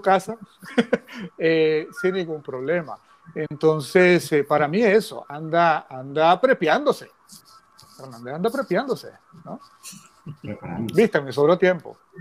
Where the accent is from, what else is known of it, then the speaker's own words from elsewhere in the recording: Nicaragua; los nicaragüenses que criticamos no somos verdaderos nicaragüenses